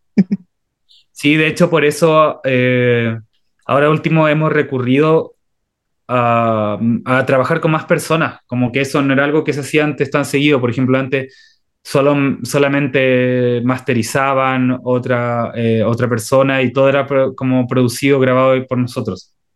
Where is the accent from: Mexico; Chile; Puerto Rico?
Chile